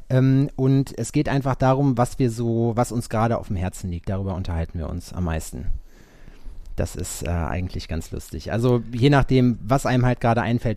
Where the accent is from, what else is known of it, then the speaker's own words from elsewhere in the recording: Sauerland, between Hagen and Lüdenscheid, North Rhine-Westphalia, Germany; now in Jena, Germany; Scheiksmühle. Das ist so ein kleines Nest zwischen Hagen und Lüdenscheid. Ja. Also eigentlich bin ich Sauerländer